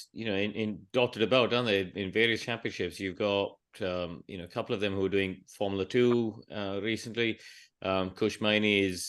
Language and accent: English; Chennai, Tamil Nadu, India; I grew up in Chennai